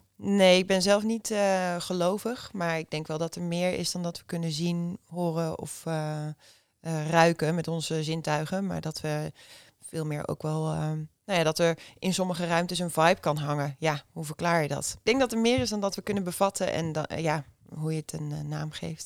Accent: Haaksbergen, Overijssel, Netherlands; moved away as an adult; also born or lived in Zwolle; ik kom uit Haaksbergen. Dat is een klein dorpje naast Enschede tegen de Duitse grens. En daar ben ik 32 jaar geleden geboren, 1989. En opgegroeid met mijn twee zusjes

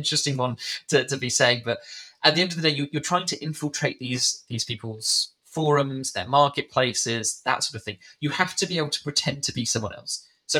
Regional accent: United Kingdom; I was British

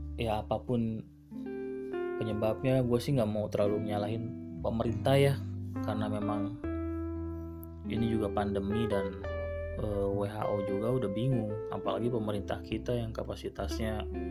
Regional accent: Bekasi, West Java, Indonesia

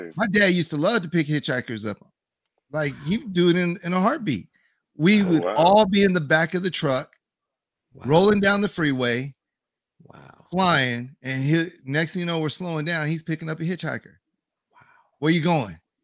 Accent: 100 miles north of LA, South Central California, United States; now in Las Vegas, United States; I'm from California, and where I'm from um, is South Central California. It's 100 miles north

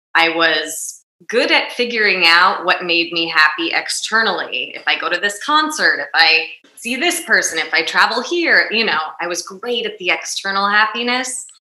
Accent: New Jersey, United States; growing up in North Jersey

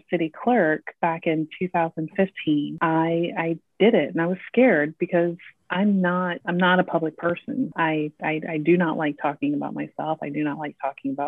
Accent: Iowa City, Iowa, United States; also born or lived in Georgia / Texas; now in Bloomington, United States; I was born and raised in Iowa City, Iowa

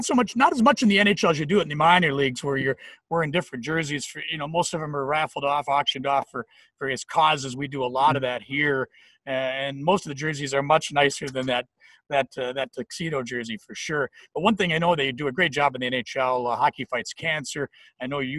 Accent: Flint, Michigan, United States; I'm from Flint. I'll fight to the death for that city. You know, it just, it gave me so much growing up.

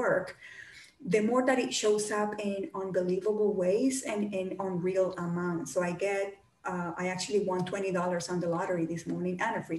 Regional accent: Colombia; moved away; I grew up in Colombia, in South America

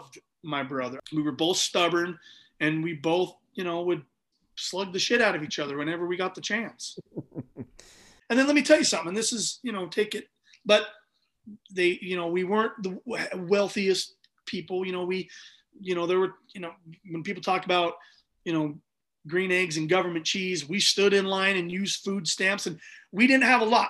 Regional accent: Utah, United States; We grew up in Utah

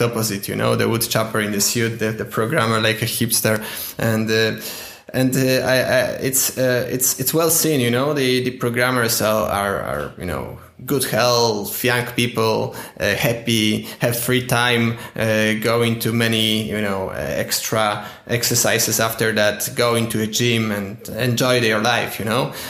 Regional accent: Poland; English is a second language; I'm from Poland.

